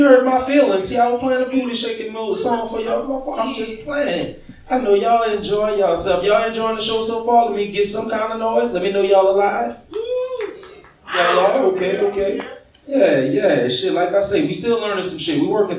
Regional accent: Gonzales, Louisiana, United States; moved away as an adult; now in Baton Rouge, United States; I ain't from Baton Rouge neither. I just live out here. I'm from Gonzales, y'all. I ain't that far away. I'm country, okay

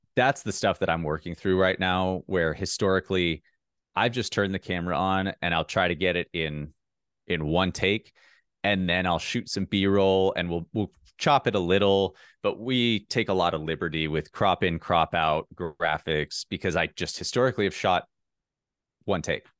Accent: Minnesota, United States; moved away; I'm from Minnesota

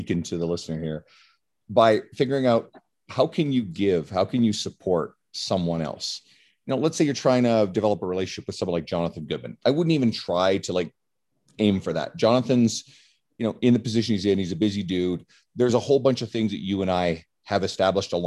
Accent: Newfoundland and Labrador, Canada; moved away; I'm originally from Newfoundland. So that's the island on the east coast of Canada

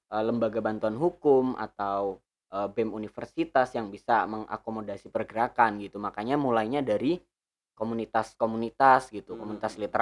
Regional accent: Pemalang, Central Java, Indonesia; di kampungku sendiri di kota bukan kota sih kabupaten Pemalang

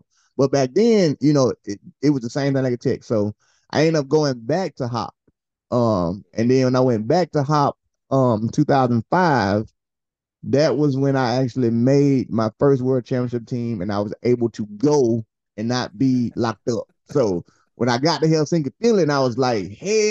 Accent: Opelika, Alabama, United States; I'm from Opelika, Alabama.

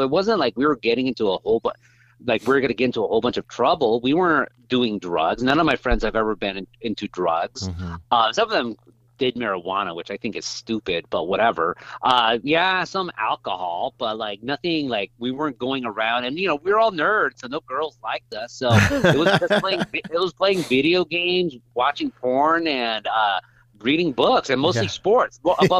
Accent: Orange County, California, United States; Because you say my story starts in Orange County. It really starts in Zacatecas, where my family's from. Mm. And so their diaspora, my great grandpa and grandpa came to Anaheim specifically

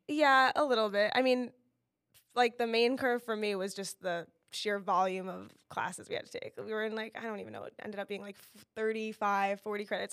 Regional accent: Monmouth County, New Jersey, United States; also born or lived in Miami, Florida; I grew up in Monmouth County

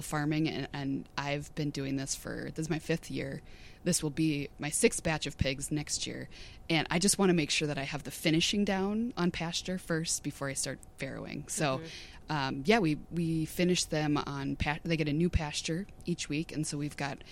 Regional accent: Coon Rapids, Minnesota, United States; also born or lived in Houston County, Minnesota; I grew up in the suburbs. I'm from Coon Rapids

